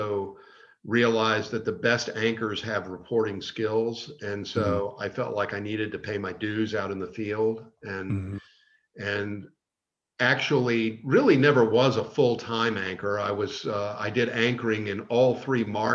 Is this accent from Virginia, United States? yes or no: yes; Richmond, Virginia, United States; also born or lived in Roanoke, Virginia / Greenville, South Carolina; I moved back to Richmond, which was my hometown, in 1988